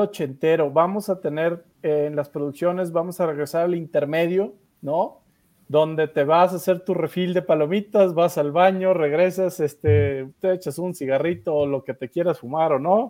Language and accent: Spanish; Mexico; en México tenemos ese talento de la animación